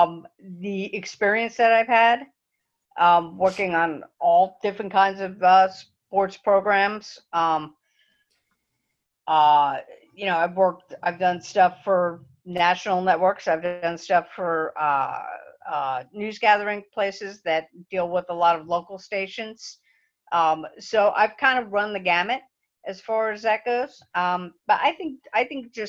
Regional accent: New Jersey, United States; now in Central Florida, United States; Growing up in New Jersey

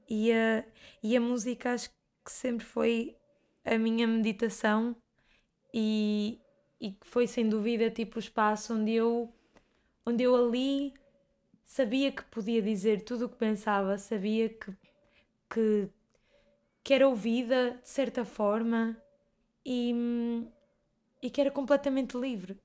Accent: Bragança, Bragança District, Portugal; moved away as an adult; also born or lived in Porto / Grijó; eu vim para o Porto estudar e eu vivia em Bragança

